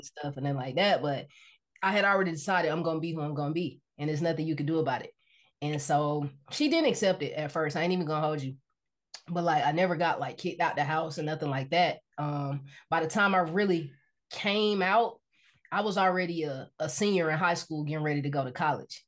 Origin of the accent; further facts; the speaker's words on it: Decatur, Georgia, United States; moved away as an adult; now in Los Angeles, United States; I'm from Decatur, Georgia